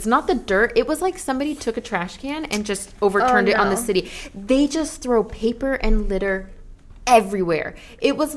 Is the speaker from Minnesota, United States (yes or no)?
no; California, United States; growing up in California